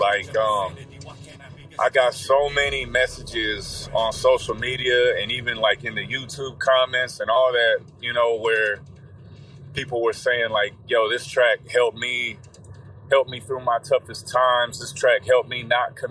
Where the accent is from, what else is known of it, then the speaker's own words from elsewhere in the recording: Indiana, United States; growing up here, like, you know, I'm from the Midwest